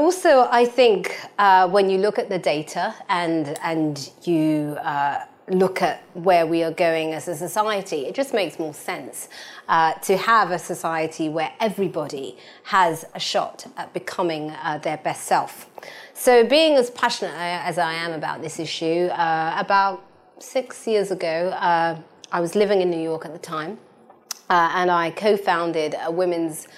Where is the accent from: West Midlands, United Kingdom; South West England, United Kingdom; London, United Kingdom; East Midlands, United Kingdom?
London, United Kingdom; I was born and raised in East London, but my parents are from Ghana